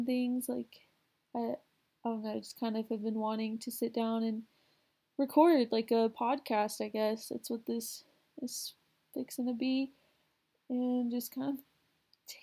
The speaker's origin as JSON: {"language": "English", "town": "Houston", "region": "Texas", "country": "United States", "lives_now": "Texas, United States", "said": "I'm originally from Houston, where, there's millions of people"}